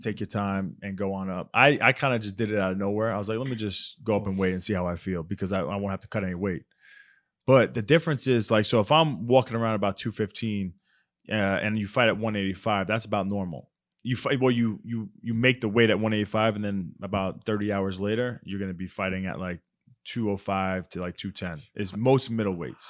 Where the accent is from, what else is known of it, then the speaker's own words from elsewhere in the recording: Baldwin, New York, United States; moved away; it's a town called Baldwin, Long Island, New York.